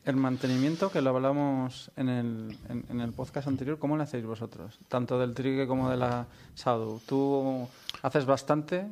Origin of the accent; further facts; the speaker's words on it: Valladolid, Castile and León, Spain; now in Catalonia, Spain; soy de aquí, pero vivo fuera